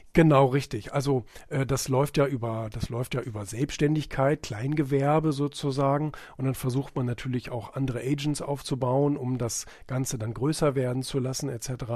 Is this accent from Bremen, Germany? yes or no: yes; Bremen, Germany; moved away; also born or lived in Rotenburg; das ist mein Geburtsort